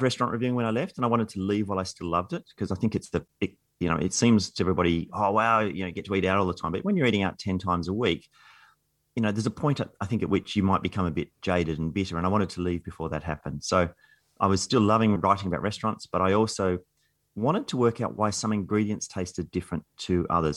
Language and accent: English; Canberra, Australian Capital Territory, Australia; I grew up in Canberra, nineteen seventies Canberra